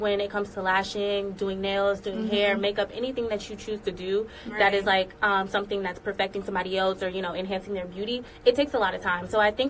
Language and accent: English; Atlanta, Georgia, United States; Okay, so I'm from Atlanta, Georgia. I moved around a lot, so I graduated from North Atlanta High School.